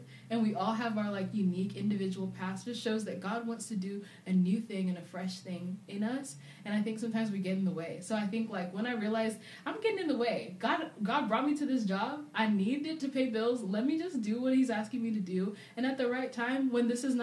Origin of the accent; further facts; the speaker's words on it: England, United Kingdom; also born or lived in Zambia / Arizona / Atlanta / North Carolina; now in Nashville, United States; I was raised in England, lived there for about 10, 11 years before we moved to America